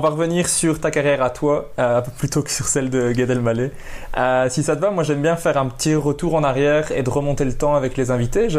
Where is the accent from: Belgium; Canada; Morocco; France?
Belgium; accent: Belgian